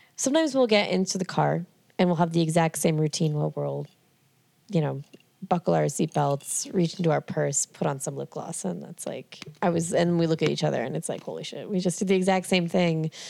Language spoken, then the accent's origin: English; Merrimack, New Hampshire, United States; I grew up in New Hampshire.